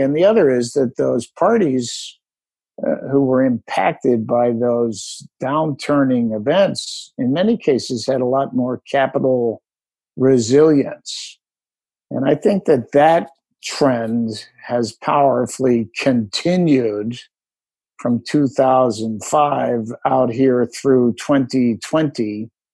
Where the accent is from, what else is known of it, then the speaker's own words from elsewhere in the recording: Philadelphia, Pennsylvania, United States; also born or lived in Allentown, Pennsylvania; I was born in Allentown and moved to Philadelphia when his company opened an office in Philadelphia